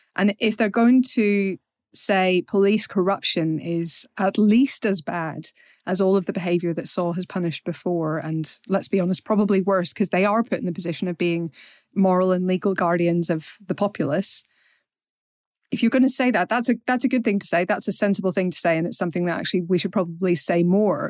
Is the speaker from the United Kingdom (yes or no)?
yes; Northern Ireland, United Kingdom; we're Northern Irish